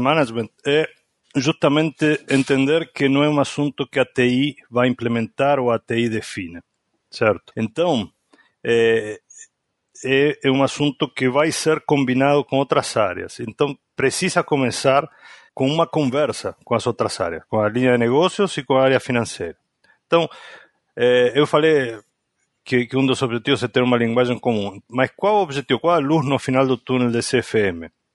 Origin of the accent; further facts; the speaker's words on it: Argentina; Portuguese is a second language; moved away as an adult; now in Brazil; sou argentino, mas eu já quase moro mais, há mais tempo no Brasil do que o tempo que eu morei na Argentina.